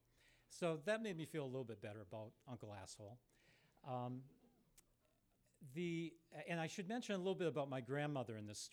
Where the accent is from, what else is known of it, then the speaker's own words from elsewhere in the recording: Sault Ste. Marie, Michigan, United States; moved away as an adult; my hometown of Sault Ste. Marie up in the UP when I was a very young kid